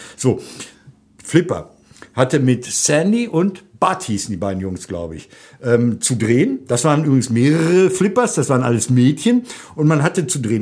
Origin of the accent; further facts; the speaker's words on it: North Rhine-Westphalia, Germany; Ich bin Westfale